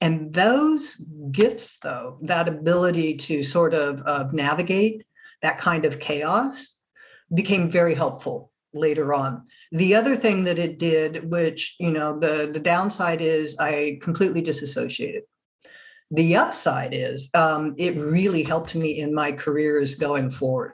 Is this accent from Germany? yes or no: yes; Germany; moved away; also born or lived in France; I'm originally not from this country, originally from Germany, born and raised. Well, actually, I was born in France